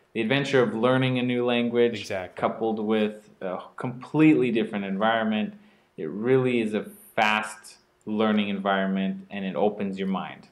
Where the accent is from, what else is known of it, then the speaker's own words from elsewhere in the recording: Oregon, United States; moved away; I'm from Oregon, where it's you know just mild and rainy